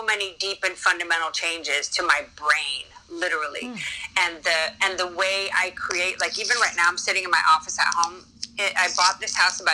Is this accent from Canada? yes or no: no; United States; as an American teacher